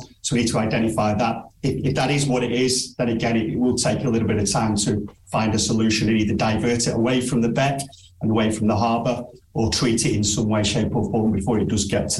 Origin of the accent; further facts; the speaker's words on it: Stockport, North West England, United Kingdom; moved away; I'm originally from a place called Stockport, but my my granddad was from this area. He was born in Dereham near Maryport, so it's all like coming home for me.